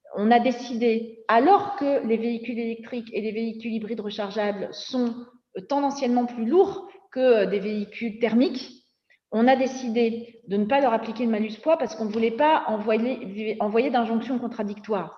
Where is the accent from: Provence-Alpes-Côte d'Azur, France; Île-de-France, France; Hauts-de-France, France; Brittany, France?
Hauts-de-France, France; Nord-Pas-de-Calais mining basin; also born or lived in Somme; Moi, je viens du bassin minier du Nord-Pas-de-Calais.